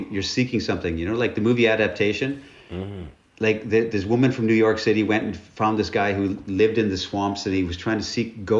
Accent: Northern Canada, Canada; I'm from Northern Canada. And I was poor

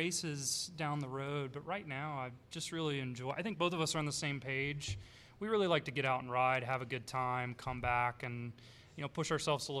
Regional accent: Athens, Georgia, United States; moved away; grew up, born and raised in Georgia.

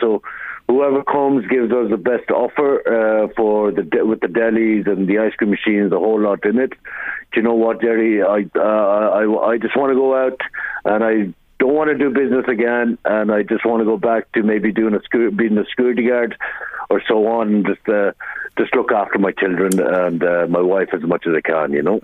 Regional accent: Ireland; I'm uh, born and raised in Ireland

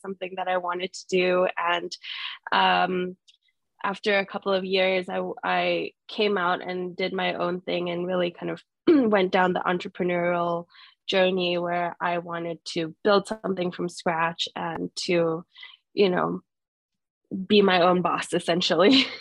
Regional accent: Jakarta, Indonesia; also born or lived in London; now in Singapore; I am Singaporean, but I grew up in Jakarta most of my life

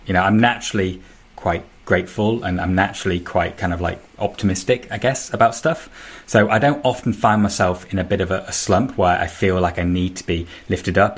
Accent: Manchester, North West England, United Kingdom; I'm from Manchester

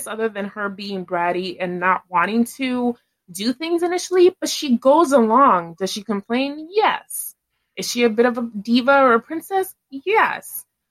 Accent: New York City, New York, United States; as a New Yorker who grew up going to Central Park

